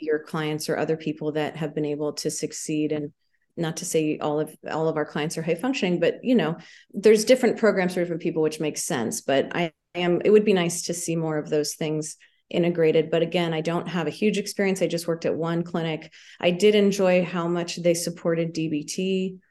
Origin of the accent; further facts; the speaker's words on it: Palo Alto, California, United States; now in Santa Barbara, United States; I was born in Palo Alto.